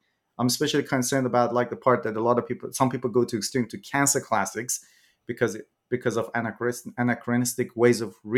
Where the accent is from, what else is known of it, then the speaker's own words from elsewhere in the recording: Iran; moved away as an adult; also born or lived in New Zealand; I'm originally from Iran myself. So I studied English literature in Iran, did my bachelor and master's there. Then I went to New Zealand to do my PhD.